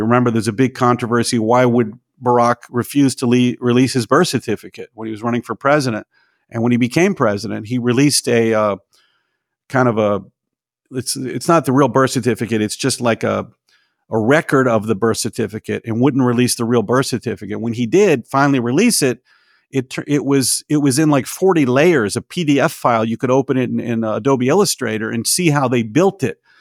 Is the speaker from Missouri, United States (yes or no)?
no; Tennessee, United States; moved away; also born or lived in Los Angeles; I grew up in Tennessee in the seventies and eighties